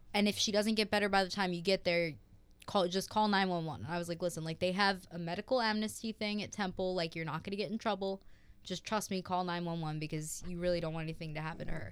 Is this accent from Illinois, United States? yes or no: no; Horsham, Pennsylvania, United States; I'm from Horsham, Pennsylvania